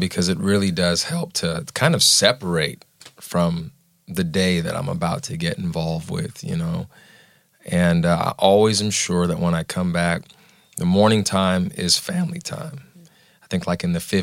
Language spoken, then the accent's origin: English; Southern California, United States; born or raised there; now in Nashville, United States